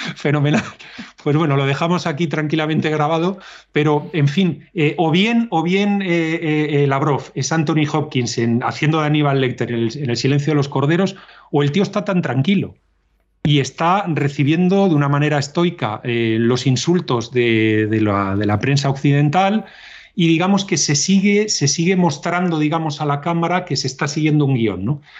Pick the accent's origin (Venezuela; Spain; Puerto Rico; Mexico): Spain; nosotros como españoles